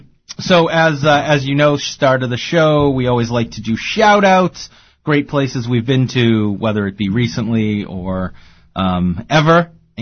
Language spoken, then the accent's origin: English; Woburn, Massachusetts, United States; I'm from Woburn